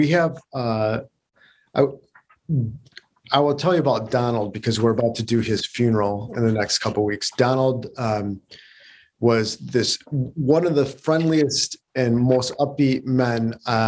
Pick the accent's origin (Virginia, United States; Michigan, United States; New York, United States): Michigan, United States; Detroit; moved away as an adult; also born or lived in Berkeley / Chicago / San Francisco; They sent me back to my hometown